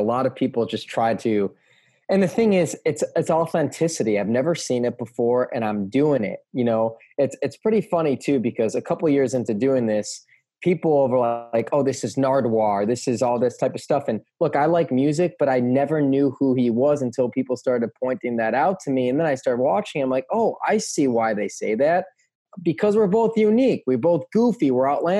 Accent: outside of Chicago, Illinois, United States; growing up outside of Chicago

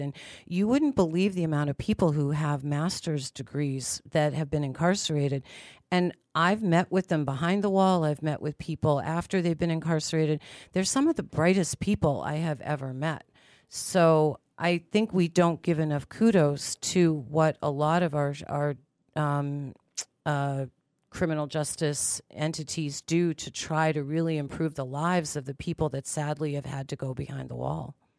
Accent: Pittsburgh, Pennsylvania, United States; moved away; I'm originally from Pittsburgh, Pennsylvania, and my grandmother would take me into the city for shopping days

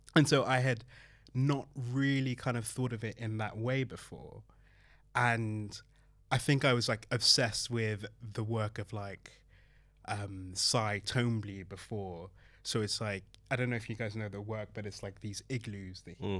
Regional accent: Belgium; also born or lived in Manchester / Hackney, London; now in London, United Kingdom; being the kind of son of Nigerian immigrants, growing up in Belgium

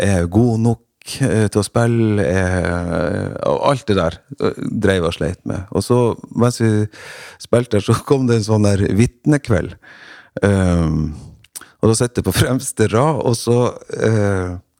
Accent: Rognan, Nordland, Norway; moved away; hjemme på Rognan, der jeg kommer fra

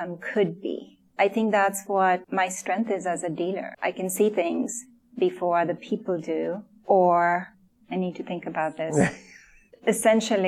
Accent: Sri Lanka; moved away; I grew up in Sri Lanka. I don't have much family here.

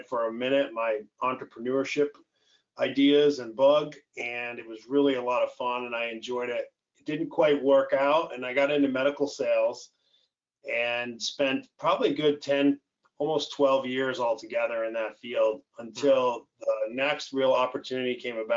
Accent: upstate New York, United States; moved away as an adult; now in Florida, United States; I'm from upstate New York, grew up in what I call normal

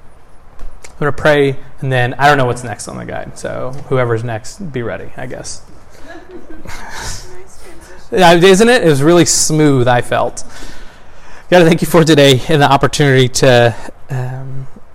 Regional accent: Texas, United States; I was born in Texas in December 1987

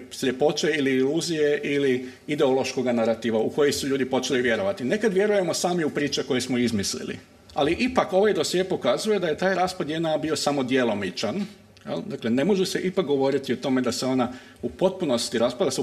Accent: Croatia; iako dolazim iz Hrvatske

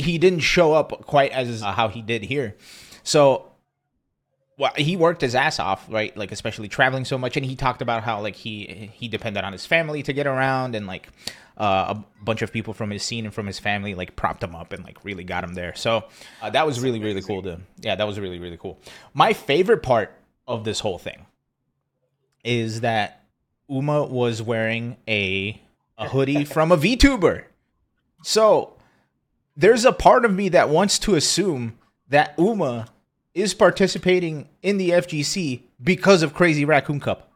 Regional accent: East Coast, United States; now in Austin, United States; I'm from the East Coast

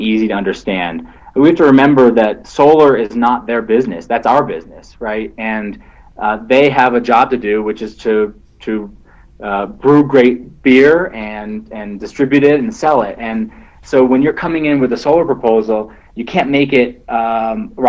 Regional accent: Vermont, United States; I'm from Vermont, the land of craft beers

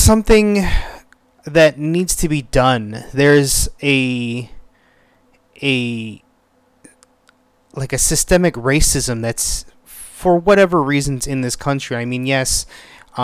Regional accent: United States; I'm born and raised in the United States

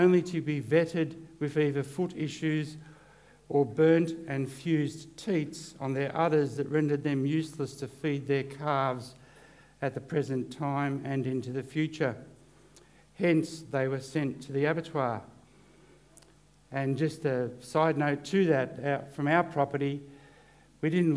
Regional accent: Corryong, Victoria, Australia; I'm from Corryong

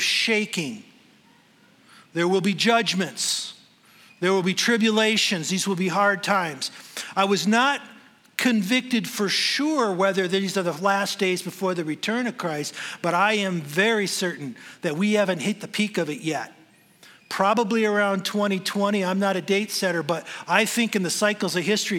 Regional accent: Michigan, United States; moved away as an adult; now in Denver, United States; I'm from Michigan

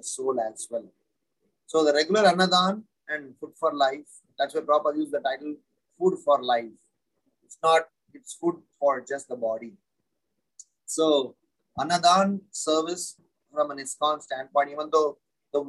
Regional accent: Tiruchirappalli, Tamil Nadu, India; now in Mumbai, India; I hail from Srirangam, South India, Tamil Nadu. That's where I grew up. It's not exactly Srirangam. That's a place called Trichinopoly.

